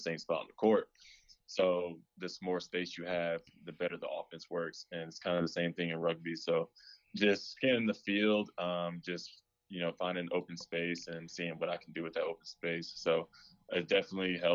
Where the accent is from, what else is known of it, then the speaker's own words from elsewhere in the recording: Raleigh, North Carolina, United States; also born or lived in Rochester, New York; I was born in New York, Rochester, New York, and then moved down to Raleigh, North Carolina when I was 8, and I've been here ever since